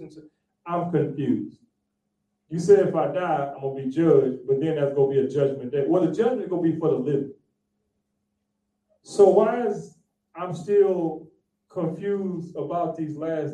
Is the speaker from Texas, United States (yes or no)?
yes; Texas, United States; I'm from Texas